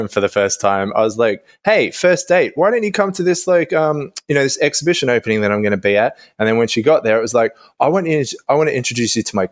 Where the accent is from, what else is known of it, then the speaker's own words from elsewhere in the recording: Melbourne, Victoria, Australia; moved away as an adult; now in London, United Kingdom; I'm from Melbourne